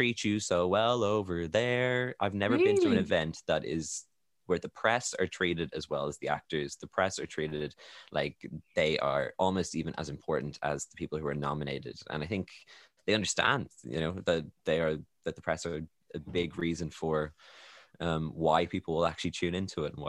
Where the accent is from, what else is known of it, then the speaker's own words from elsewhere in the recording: Ireland; I'm Irish